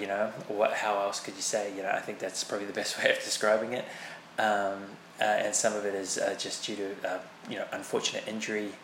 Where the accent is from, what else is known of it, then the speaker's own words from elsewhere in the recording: New Zealand; being a Kiwi myself